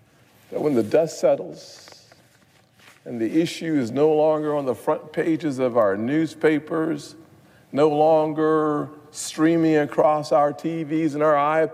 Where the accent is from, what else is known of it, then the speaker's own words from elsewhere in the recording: Charleston, South Carolina, United States; the massacre of Mother Emanuel church in my hometown.